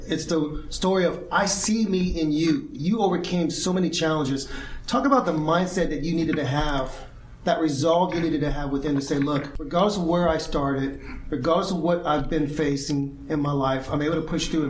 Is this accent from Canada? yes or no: yes; Canada; And a lot of people will think, oh, it's because we're Canadian.